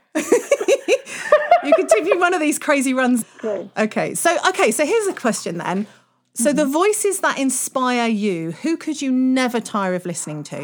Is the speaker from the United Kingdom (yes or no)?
yes; United Kingdom; we're British